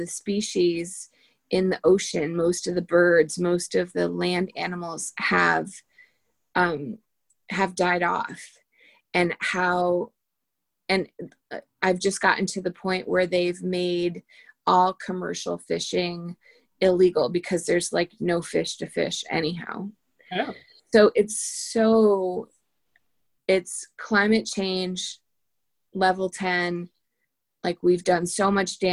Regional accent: Litchfield County, Connecticut, United States; moved away; Litchfield County in Connecticut, which is where I'm from

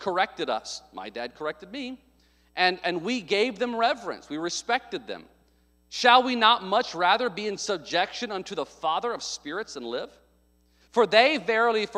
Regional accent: the South, United States; I grew up in the South

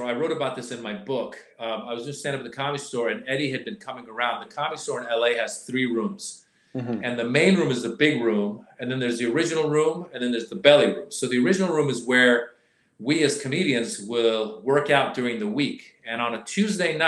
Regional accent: Northern California, United States; also born or lived in Iran; I came from Iran at the age of 6 to America. Okay. Grew up in Northern California

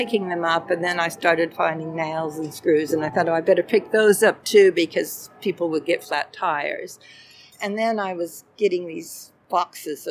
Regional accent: Washington, United States; moved away as an adult; also born or lived in Minnesota / San Francisco / Adelaide / Perth; now in Melbourne, Australia; I was born in Minnesota, but grew up in the state of Washington

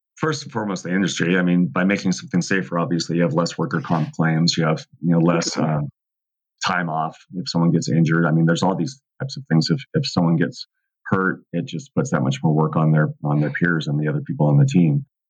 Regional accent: Southern California, United States; I grew up in Southern California

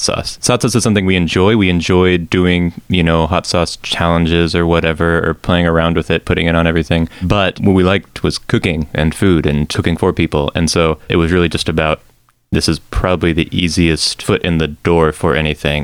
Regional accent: Texas, United States; I'm from Texas.

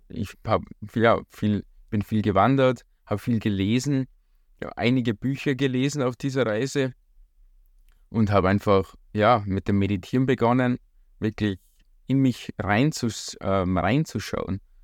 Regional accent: Hallein, Salzburg, Austria; ich komme auch aus Hallein.

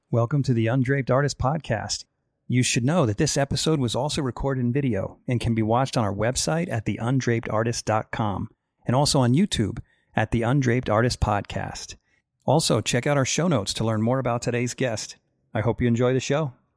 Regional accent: New Windsor, New York, United States; now in Utah, United States; I was from New York

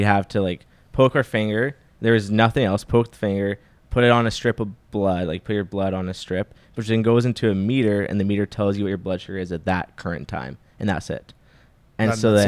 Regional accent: Saskatoon, Saskatchewan, Canada; moved away; I came from Saskatoon, which is like at the time I was there, it was 250,000 when I was there

